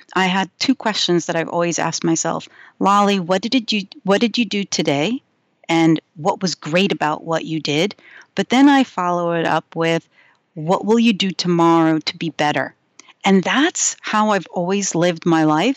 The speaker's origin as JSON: {"language": "English", "region": "New York", "country": "United States", "tie": "born or raised there", "said": "I grew up in New York"}